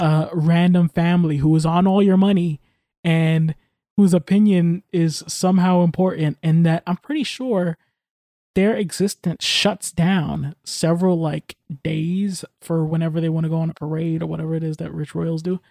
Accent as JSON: {"language": "English", "country": "United States", "said": "I'm American."}